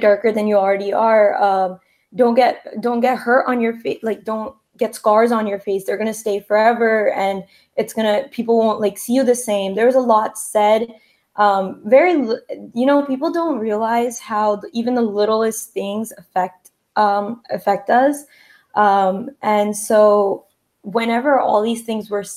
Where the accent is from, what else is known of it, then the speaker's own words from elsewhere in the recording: New Jersey, United States; I'm from New Jersey, and I am the second generation in America